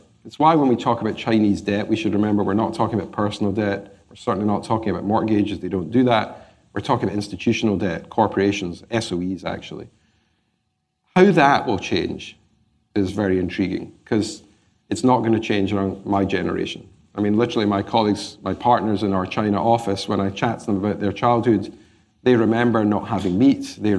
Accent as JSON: {"language": "English", "town": "Glasgow", "region": "Scotland", "country": "United Kingdom", "tie": "born or raised there", "said": "Well, growing up in Glasgow, you learn to be an optimist."}